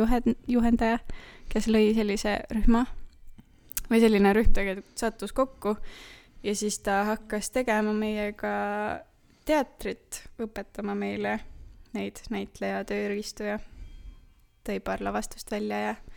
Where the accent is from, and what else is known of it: Tartu, Tartu County, Estonia